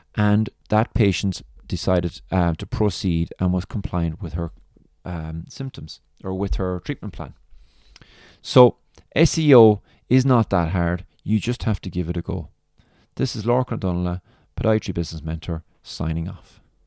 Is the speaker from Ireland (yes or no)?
yes; Ireland; accent: Irish; my lovely Irish accent